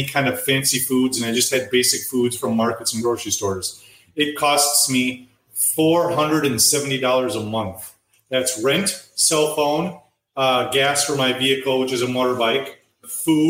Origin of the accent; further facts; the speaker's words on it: United States; moved away as an adult; now in Vietnam; I'm an American